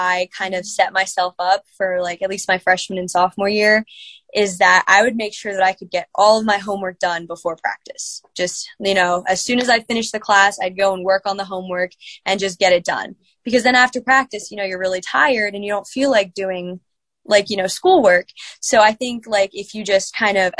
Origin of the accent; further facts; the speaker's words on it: Virginia, United States; moved away as an adult; now in Indiana, Pennsylvania, United States; I'm from Virginia, coming to IUP